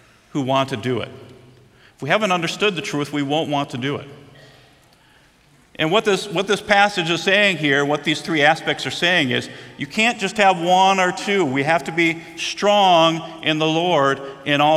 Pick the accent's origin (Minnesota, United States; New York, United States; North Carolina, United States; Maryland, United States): Minnesota, United States; Growing up in Minnesota